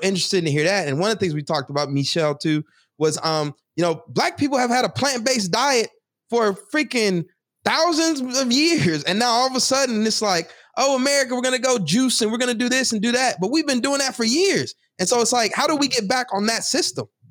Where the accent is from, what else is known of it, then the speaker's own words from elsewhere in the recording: Texas, United States; moved away; when I was younger, growing up in Texas